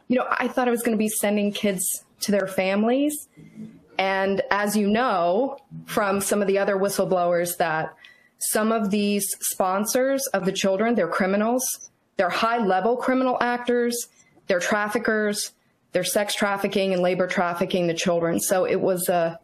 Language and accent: English; Virginia, United States; also born or lived in Fort Benning, Georgia / Fort Sill, Oklahoma; we moved back to Virginia after that. And I've lived in Virginia most of my life. I went to James Madison University. And, I would call myself a native Virginian, even though I was born at Fort Benning